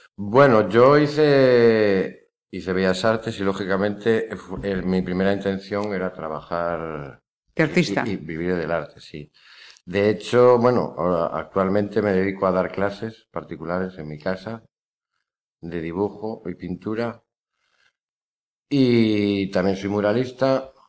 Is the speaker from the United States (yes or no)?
no; León, Castile and León, Spain; moved away as an adult; now in Pontevedra, Spain; soy de León